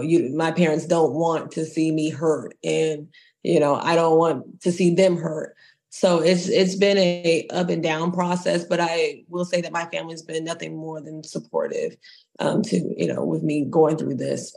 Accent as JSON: {"language": "English", "region": "Texas", "country": "United States", "said": "I am a girl from Texas"}